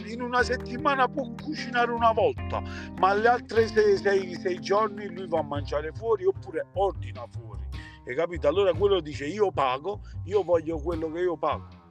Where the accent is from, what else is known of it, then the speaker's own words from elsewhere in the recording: Naples, Campania, Italy; moved away as an adult; now in New Jersey, United States; mi sto qui in America non torno più a Napoli